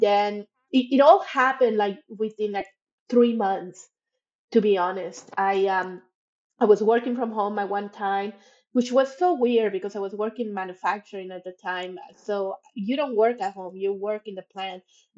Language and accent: English; Monterrey, Nuevo León, Mexico; moved away as an adult; also born or lived in Mexico City / United States / Toronto, Canada; I was born in Mexico City, grew up in Monterrey